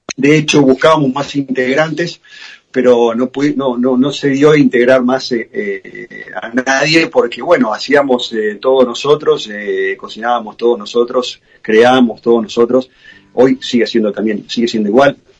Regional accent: Argentina; now in United States; yo soy argentino

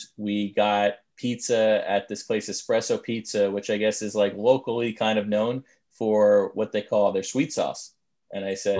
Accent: Long Island, New York, United States; I grew up on Long Island and it just made up. They just plopped a bunch of roads and it's artificial in that way.

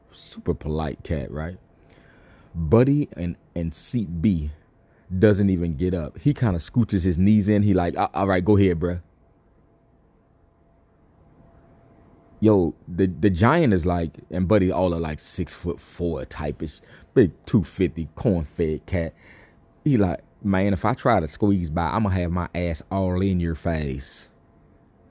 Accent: Miami, Florida, United States; I'm from Florida. Florida. Miami type

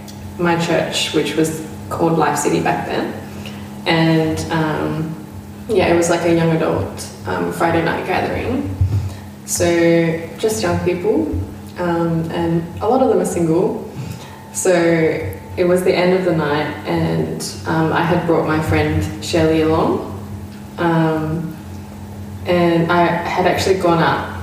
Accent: Perth, Western Australia, Australia; also born or lived in Rockingham; I was born in Rockingham, WA, and my family moved up to Perth when I was about six, and been here since.

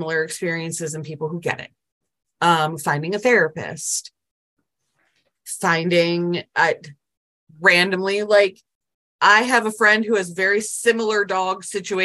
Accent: Buffalo, New York, United States; now in South Carolina, United States; I currently live in South Carolina, but I grew up in Buffalo, New York

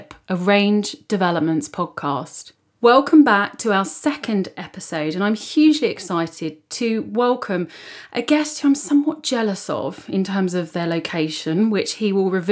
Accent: United Kingdom; I'm British

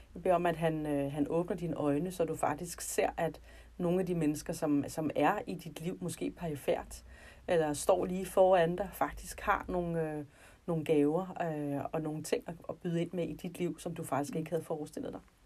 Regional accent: North Zealand, Capital Region of Denmark, Denmark; jeg kommer fra Nordsjælland, og øh, der, hvor jeg boede, der øh, var der ikke nogen kristne

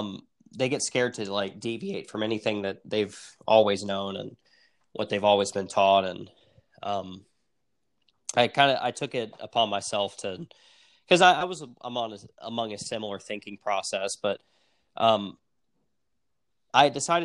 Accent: Tennessee, United States; We're from the South, and Tennessee is a red state.

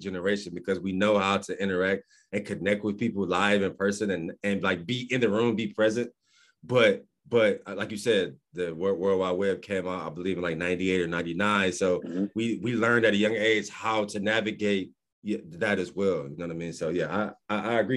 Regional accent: Cleveland, Ohio, United States; I grew up in Cleveland, Ohio

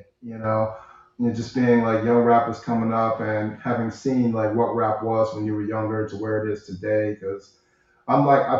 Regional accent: Cleveland, Ohio, United States; I'm from Cleveland

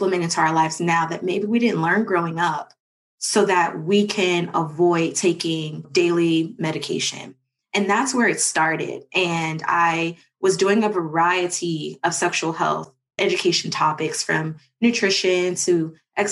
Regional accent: Cincinnati, Ohio, United States; moved away as an adult; now in Atlanta, United States; I am from Cincinnati, Ohio. Went to Walnut Hills High School

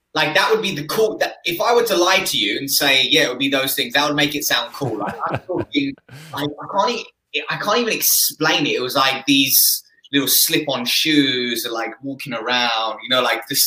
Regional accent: Essex, East of England, United Kingdom; where I grew up in Essex

